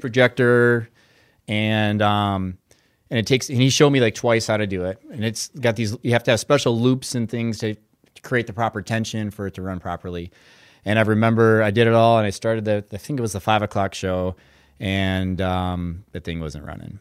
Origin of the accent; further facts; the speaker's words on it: Brainerd, Minnesota, United States; I'm from Brainerd, Minnesota, and grew up there